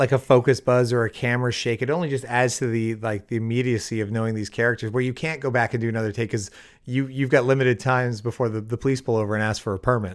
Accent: Windsor, Ontario, Canada; moved away as an adult; now in Los Angeles, United States; my hometown's Windsor

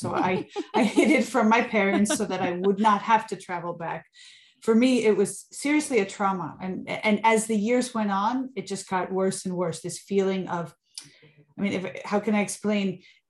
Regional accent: Suffern, New York, United States; also born or lived in northern New Jersey / Sicily; Well, I was born in New York, in Suffern, New York, grew up between there and later in northern New Jersey. But where my roots are and have always been are in Sicily.

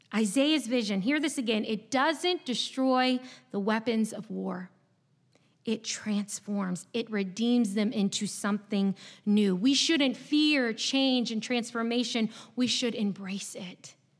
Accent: Chesapeake, Virginia, United States; moved away as an adult; now in North Carolina, United States; I'm not from North Carolina. I actually grew up in a small city in Southeast Virginia. And before this past week, it is likely that you had never heard of it before. Chesapeake, Virginia w-, was my home for twenty-two years

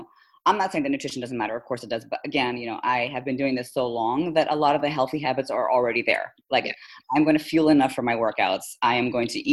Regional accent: Philippines; moved away as an adult; also born or lived in India; now in United States; I'm actually Indian by nationality, by descent, but I was born and raised in the Philippines, came to the US for college, so that's probably why I sound so not like an Indian

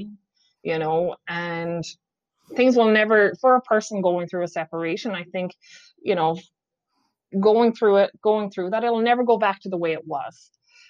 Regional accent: Ireland; also born or lived in Whitby, Ontario, Canada; now in Canada; us Irish people

